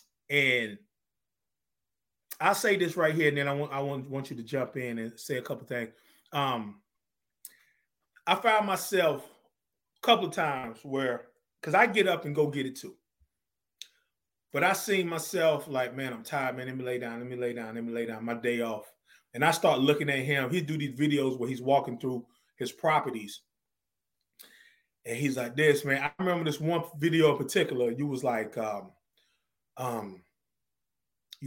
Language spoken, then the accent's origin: English; Zebulon, North Carolina, United States; I'm originally from North Carolina. Zebulon, North Carolina is like 20 miles from Raleigh